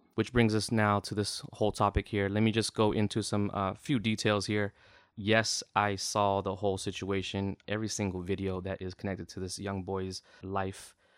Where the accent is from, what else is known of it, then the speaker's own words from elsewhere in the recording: the Bay Area, California, United States; I'm I'm from the Bay